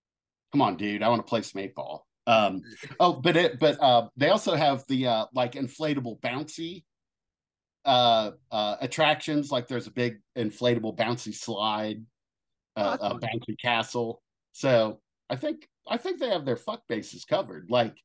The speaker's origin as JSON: {"language": "English", "region": "Ohio", "country": "United States", "accent": "southern", "said": "I'm from Ohio, but for some reason I have kind of a southern accent."}